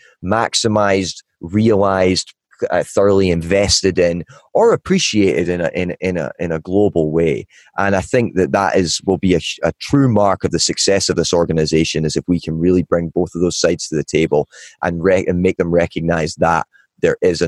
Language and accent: English; Ballachulish, Scotland, United Kingdom; moved away as an adult; also born or lived in Asia; now in Los Angeles, United States; I'm from a small village in the mountains of Scotland called Ballyhoolish. It's got about 300 people in it. I was born and raised there.